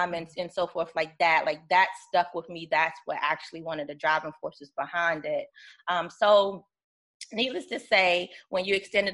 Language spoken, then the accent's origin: English; Virginia, United States; I'm originally from Virginia